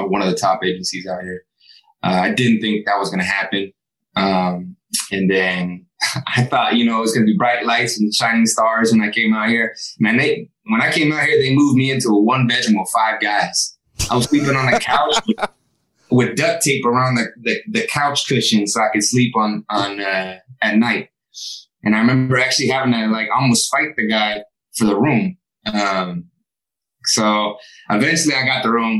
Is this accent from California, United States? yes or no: yes; Sacramento, California, United States; I was a kid from Sacramento that didn't even think acting was a possibility